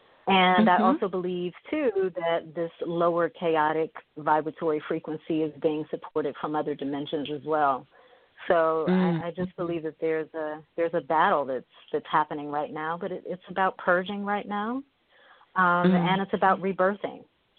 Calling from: Bowie, Maryland, United States; I am calling from Bowie, Maryland, which is about 20 minutes outside of Washington, D.C. Not too far from the heart of Babylon.

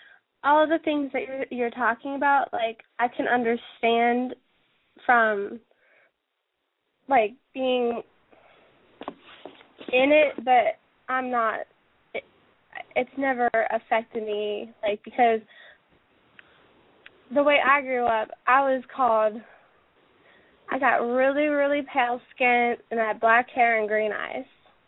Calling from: Cincinnati, Ohio, United States; I was in the chat room, and I'm calling from Cincinnati.

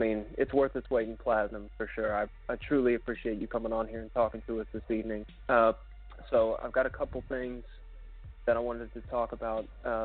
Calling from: Oklahoma City, Oklahoma, United States; I'm calling from Oklahoma City.

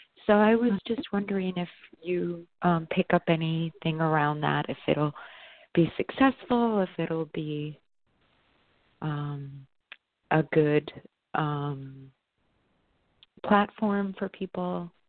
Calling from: New York, United States; I'm calling from New York.

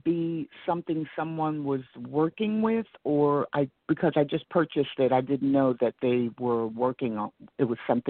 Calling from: Atlanta, Georgia, United States; Atlanta, Georgia.

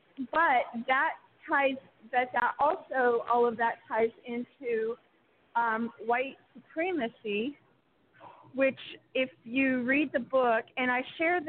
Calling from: Oregon, United States; from Oregon.

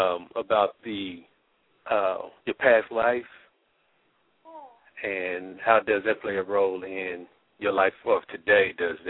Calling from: Kansas City, Missouri, United States; I'm calling from Kansas City, Missouri.

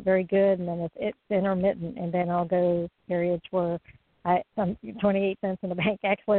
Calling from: Florida, United States; I'm in Florida.

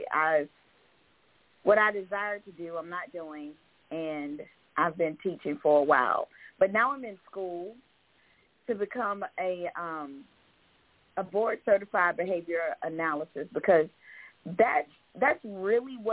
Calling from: Georgia, United States; calling from Georgia

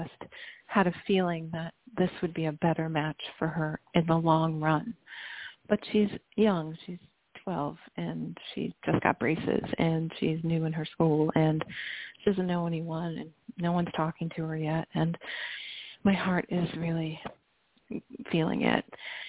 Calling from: Chicago, Illinois, United States; I'm calling from Illinois. Chicago

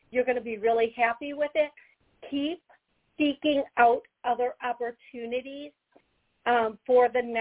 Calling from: Howard, Wisconsin, United States; … and from Howard, Wisconsin.

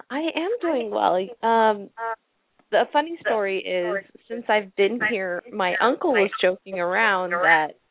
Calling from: Japan; Yeah, I'm calling from Japan, so I don't know if that has any effect since we're on the internet.

